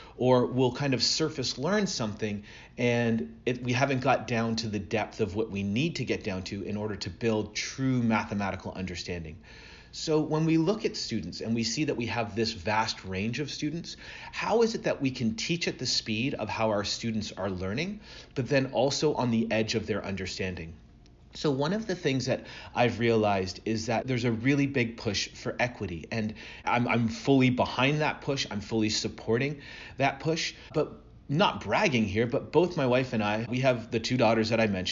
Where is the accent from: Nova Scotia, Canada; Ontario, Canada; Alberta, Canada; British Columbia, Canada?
Ontario, Canada; Burlington; now in Atlanta, United States; I'm originally from Burlington, Ontario. So even though I live down here in the south, I still consider myself a Canadian